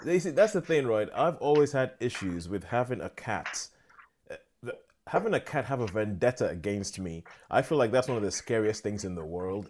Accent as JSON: {"language": "English", "country": "Nigeria", "tie": "born or raised there", "moved": "yes", "said": "I'm Nigerian, grew up in Nigeria"}